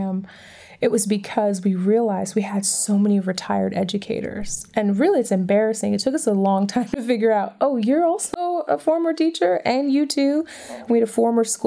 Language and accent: English; Detroit, Michigan, United States; now in Atlantic City, United States; where I grew up in Detroit